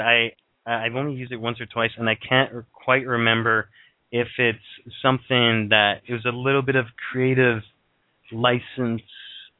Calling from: Thunder Bay, Ontario, Canada; I'm calling from Ontario, Canada.

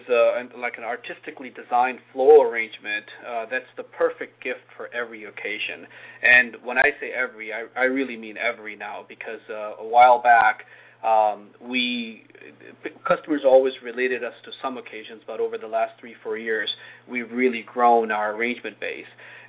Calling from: Wallingford, Connecticut, United States; I'm at our headquarters in Wallingford, Connecticut.

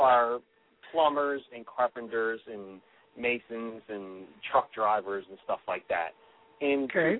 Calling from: Philadelphia, Pennsylvania, United States; …. I'm from Philadelphia.

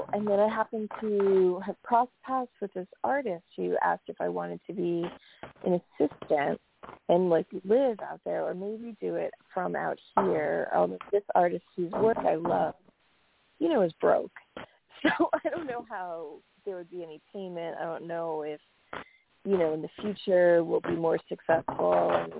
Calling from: New York, United States; Oh, hi. It's … from New York.

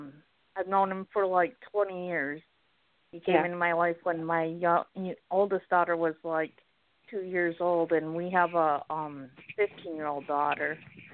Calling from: Lexington, South Carolina, United States; Lexington, South Carolina.

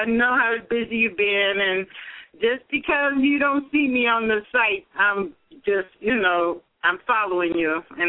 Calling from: Detroit, Michigan, United States; I'm live from Detroit.

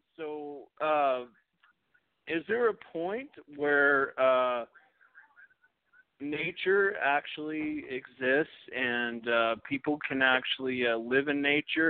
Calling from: Farwell, Texas, United States; I'm calling from Farwell, Texas, near New Mexico.

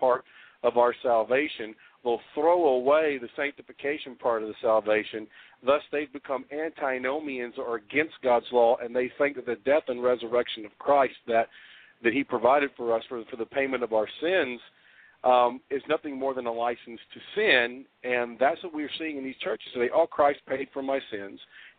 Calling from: Memphis, Tennessee, United States; I'm calling from Memphis.

